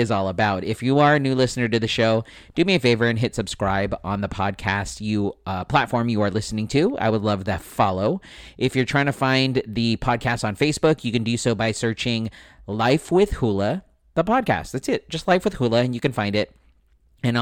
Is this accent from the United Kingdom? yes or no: no; San Diego, California, United States; also born or lived in Escondido, California; right here in San Diego, where I grew up, where I was born and raised, where I grew up in Spring Valley